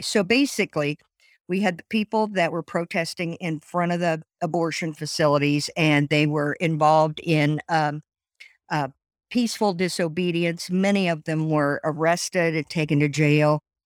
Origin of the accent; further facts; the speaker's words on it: Columbus, Indiana, United States; moved away as an adult; now in Fort Wayne, United States; I was born in Columbus, Indiana, and lived there until I got married and moved to Fort Wayne